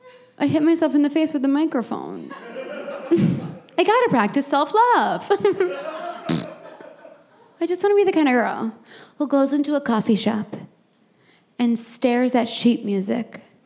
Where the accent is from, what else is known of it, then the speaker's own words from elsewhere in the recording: Texas, United States; now in Brooklyn, United States; No, I say from Texas.